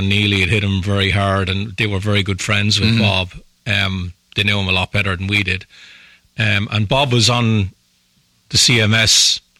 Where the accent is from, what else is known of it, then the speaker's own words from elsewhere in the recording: Ireland; one of the episodes I did was about growing up in Ireland and the music we listened to.